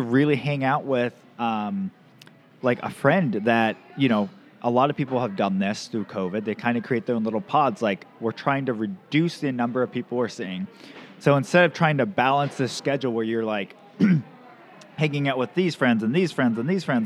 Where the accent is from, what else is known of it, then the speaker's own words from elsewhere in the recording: the Northwest, Pacific Northwest, United States; I grew up in the Northwest